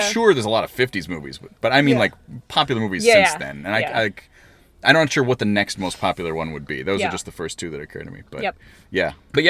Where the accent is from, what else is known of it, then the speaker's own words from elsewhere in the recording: Scranton, Pennsylvania, United States; now in Chicago, United States; where I grew up in Scranton, there was a drive-in in Dixon City, so it was right there.